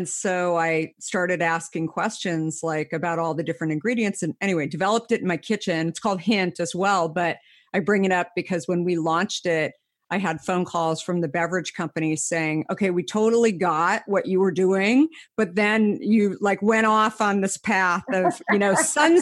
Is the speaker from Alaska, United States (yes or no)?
no; Arizona, United States; I grew up in Arizona